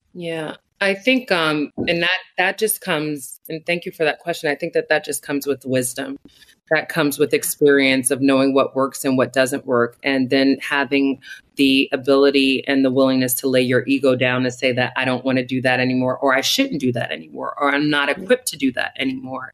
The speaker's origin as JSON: {"language": "English", "town": "Newark", "region": "New Jersey", "country": "United States", "tie": "born or raised there", "said": "develop an education program in my hometown of Newark, New Jersey"}